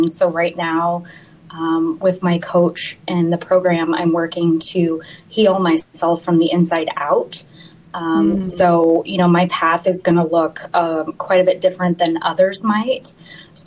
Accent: Missouri, United States; moved away as an adult; now in Knoxville, United States; I'm originally from mid-Missouri

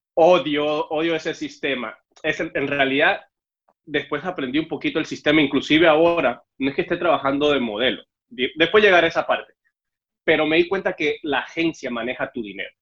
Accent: Mexico City, Mexico; moved away as an adult; also born or lived in Cuba / Veracruz / Yucatán / Sinaloa; now in United States; yo soy cubano, lo que pasa es que me fui de Cuba a los siete años para, la Ciudad de México y ahí fue donde crecí

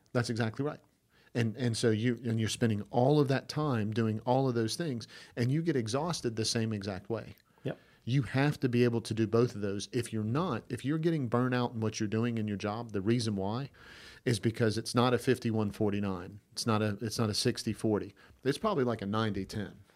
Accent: Georgia, United States; I'm from Georgia.

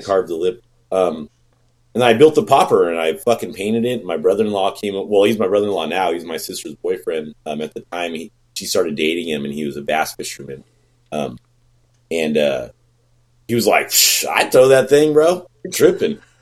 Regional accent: Bay Area, California, United States; I'm from the Bay Area uh, now, you know, and it's expensive

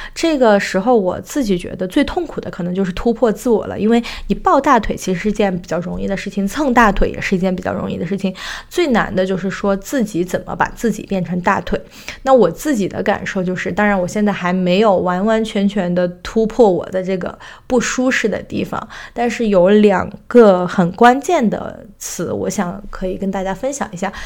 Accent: China; now in United States; 作为中国人

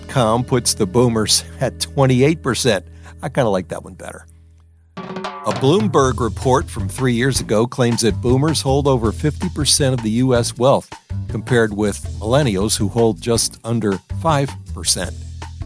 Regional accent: New Orleans, Louisiana, United States; moved away as an adult; also born or lived in Wisconsin / Illinois / Texas; now in Maryland, United States; I grew up in New Orleans

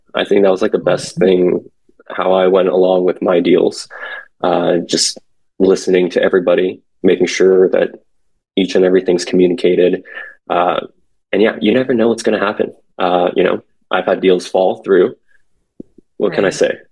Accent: San Francisco Bay Area, California, United States; also born or lived in South Korea; now in Los Angeles, United States; born in Korea, came to where I was raised in San Francisco Bay Area ever since I was five

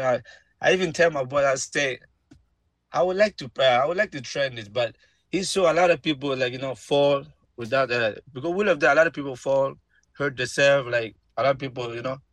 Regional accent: Guinea; now in United States; I'm from Guinea

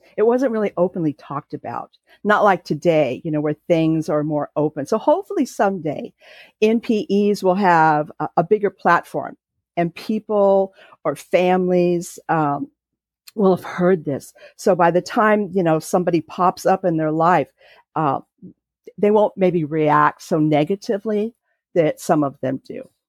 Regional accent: Santa Monica, California, United States; now in North Carolina, United States; I was raised in California, and I was born in Santa Monica

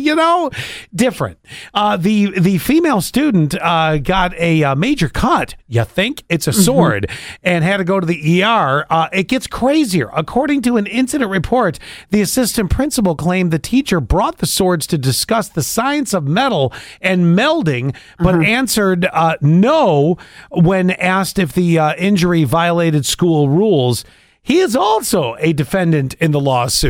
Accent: Buffalo, New York, United States; moved away; I grew up in Buffalo

